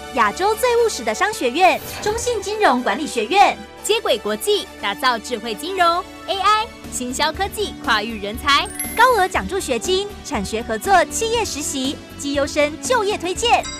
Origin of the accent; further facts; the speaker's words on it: Changhua County, Taiwan; moved away as an adult; now in Tainan, Taiwan; 我本来也都是在彰化生长长大